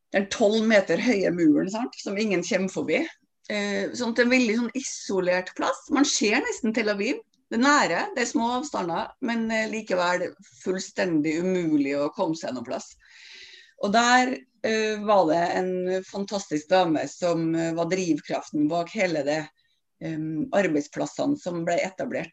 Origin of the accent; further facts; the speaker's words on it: Stjørdal, Trøndelag, Norway; moved away as an adult; now in Oslo, Norway; jeg er en trønder fra Stjørdal som flytta til Oslo i forrige århundre